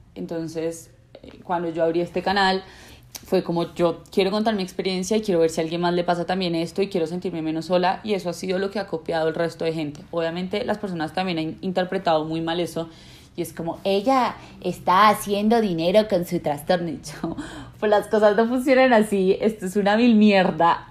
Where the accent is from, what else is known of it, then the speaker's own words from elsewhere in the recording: Colombia; los colombianos somos